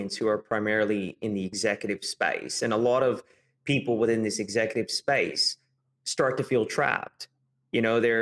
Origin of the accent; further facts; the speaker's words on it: California, United States; moved away as an adult; now in Australia; I'm from California, but I arrived in Australia.